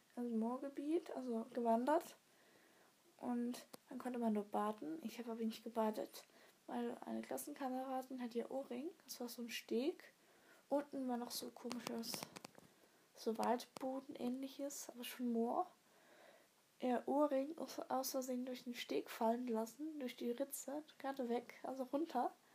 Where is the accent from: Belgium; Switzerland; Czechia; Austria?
Switzerland; Tockenburg ist bei uns in der Schweiz